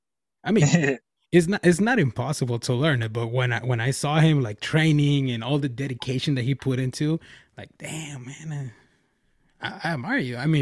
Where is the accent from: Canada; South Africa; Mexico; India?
Mexico; now in California, United States; I'm from Mexico